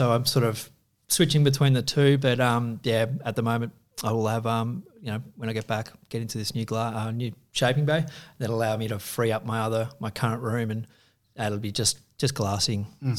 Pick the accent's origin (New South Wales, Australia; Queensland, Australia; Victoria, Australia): Victoria, Australia; Torquay; Growing up in Torquay, you know, you pull up a juck and you go, right, I'm going to Bells or I'm going to 13th.